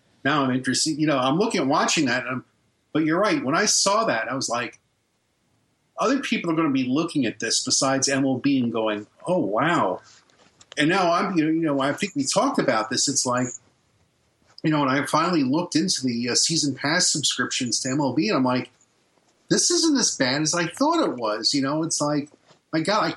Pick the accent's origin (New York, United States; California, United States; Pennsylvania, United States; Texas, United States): New York, United States; New York City; now in Florida, United States; I wasn't born here in Florida. I'm from Brooklyn, fucking New York